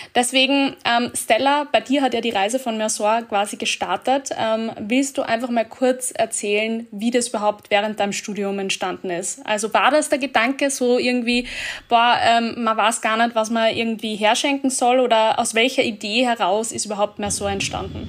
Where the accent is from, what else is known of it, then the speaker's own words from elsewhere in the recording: Austria; bei uns in Österreich